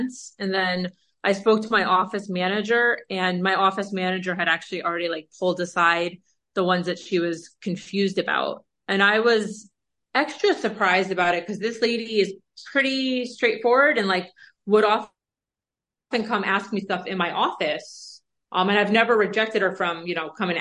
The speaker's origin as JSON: {"language": "English", "region": "East Coast", "country": "United States", "moved": "yes", "lives_now": "West Coast, United States", "said": "I'm from the East Coast and I'm from a place where people are very direct. I'm struggling a little bit here on the West Coast"}